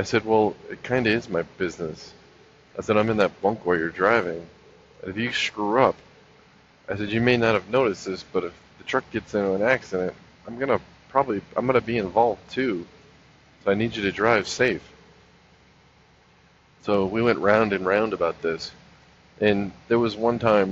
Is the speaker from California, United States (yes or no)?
yes; South Pasadena, California, United States; moved away; also born or lived in Lakewood, California; I was born in Lakewood, which is the city right next to Long Beach. And then I moved to South Pasadena. So I lived in South Pasadena, Alhambra, Pasadena, San Gabriel, you know, that whole area.